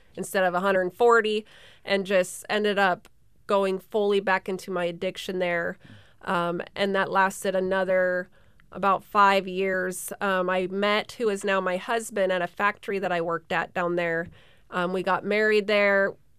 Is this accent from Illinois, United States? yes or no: no; Sterling, Alaska, United States; born and raised in Sterling, Alaska